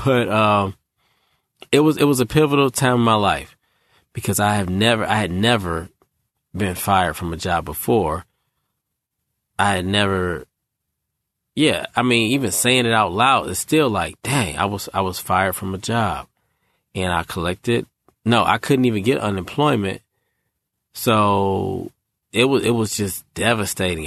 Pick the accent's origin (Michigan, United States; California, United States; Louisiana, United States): Michigan, United States; now in Raleigh, United States; I'm from Michigan